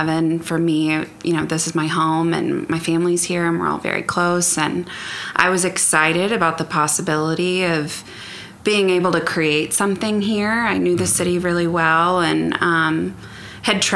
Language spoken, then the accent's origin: English; Oklahoma City, Oklahoma, United States; Born and raised here in Oklahoma City